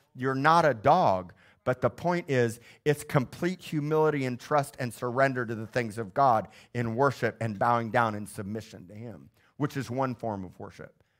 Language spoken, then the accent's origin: English; Missouri, United States; moved away; my hometown of Missouri